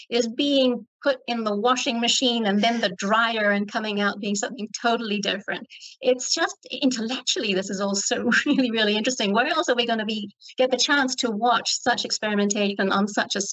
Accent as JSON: {"language": "English", "country": "Ireland", "said": "I'm Irish."}